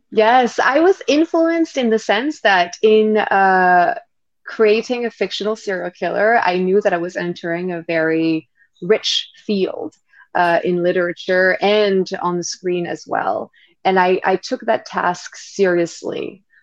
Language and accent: English; Île-de-France, France; moved away as an adult; also born or lived in London / New York; I grew up in France